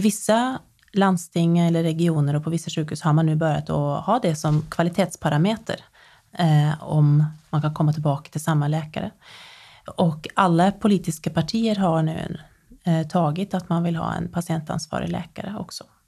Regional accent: Nedre Eiker, Buskerud, Norway; moved away as an adult; now in Sweden; i Nedre Eiker kommun i eh, Buskerud fylke eh, i Norge. Det är många år sedan jag flyttade från Norge. Jag var 19 när jag flyttade.

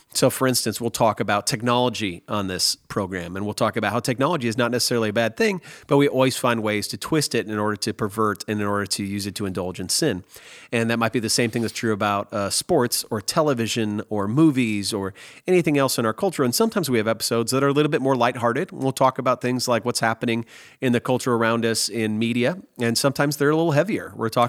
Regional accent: Nebraska, United States; also born or lived in Wisconsin / Missouri; now in Texas, United States; because I'm an American and I grew up in America, I grew up in Nebraska, Wisconsin, Missouri, and now Texas for the last 16 years

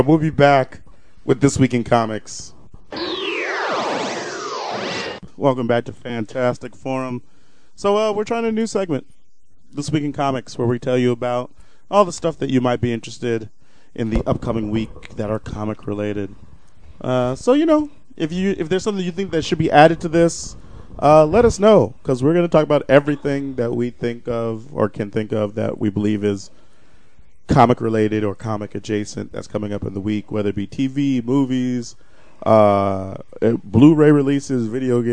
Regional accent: United States; I'm American, so I say gosh

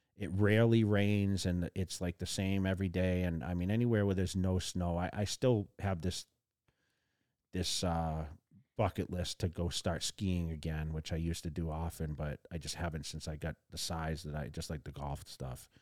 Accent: Massachusetts, United States; also born or lived in California; now in Las Vegas, United States; I grew up in Massachusetts

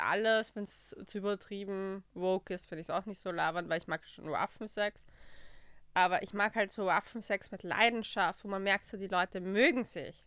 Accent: Austria; bei uns in Österreich

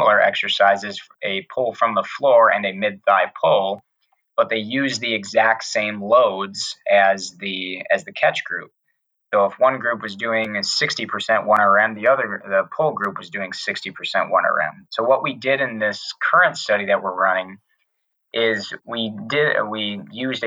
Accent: Wisconsin, United States; moved away as an adult; also born or lived in Tennessee / Pennsylvania; growing up in Wisconsin, going to school in Wisconsin

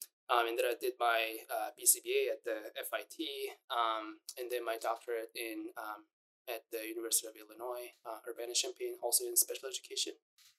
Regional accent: South Korea; moved away; also born or lived in Kunming, China; I was born and raised in Korea, and then South Korea.

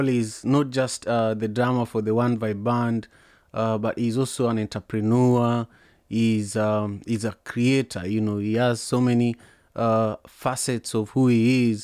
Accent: Kisumu, Kisumu County, Kenya; I grew up in Manyata, which is a slum in Kisumu, Kenya

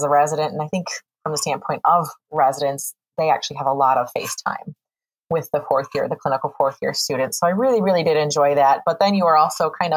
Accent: Morris, Illinois, United States; I am from Illinois, from a small town, Morris, Illinois, about 2 hours north of Champaign-Urbana.

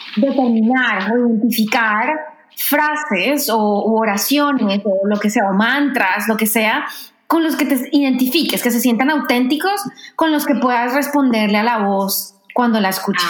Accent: Colombia; moved away as an adult; also born or lived in France / New York; now in Washington, United States; yo crecí, viví en Colombia toda mi vida y me fui a hacer una maestría a Francia en 2009

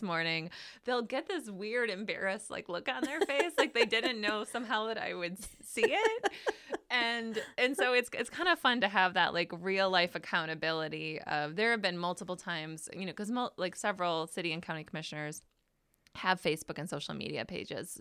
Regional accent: Traverse City, Michigan, United States; also born or lived in Alpena, Michigan; I did move here to Traverse City when I was a kid

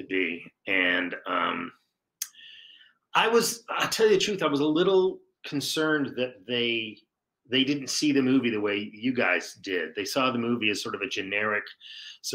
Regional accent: Saratoga, California, United States; that's where I'm from. I'm from Saratoga

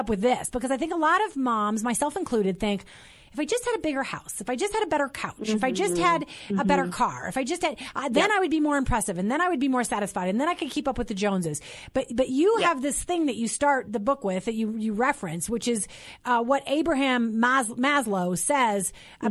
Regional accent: St. Peter, Minnesota, United States; I'm from Minnesota. I grew up in St. Peter, where my parents were professors at Gustavus Adolphus College

